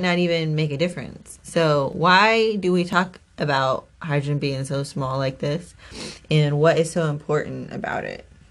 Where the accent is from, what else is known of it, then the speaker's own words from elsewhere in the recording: Kansas, United States; we are from Kansas